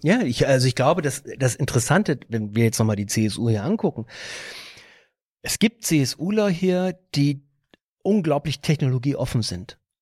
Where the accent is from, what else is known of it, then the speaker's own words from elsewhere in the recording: Bielefeld, North Rhine-Westphalia, Germany; now in Tegernsee Valley, Germany; wenn ich sage, wo ich herkomme und sage, gibt's Bielefeld noch